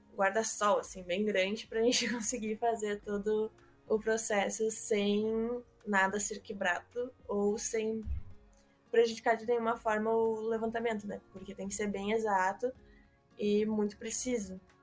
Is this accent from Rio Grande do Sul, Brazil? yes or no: yes; Portão, Rio Grande do Sul, Brazil; Eu sou aqui de Voti